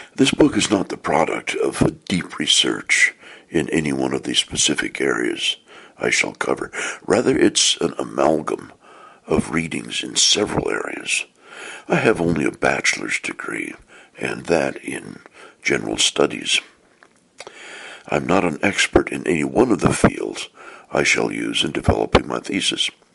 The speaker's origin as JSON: {"language": "English", "town": "Portland", "region": "Oregon", "country": "United States", "tie": "born or raised there", "said": "I was born and raised in the Church of Jesus Christ of Latter day Saints, also known as the Mormon Church, in Portland, Oregon"}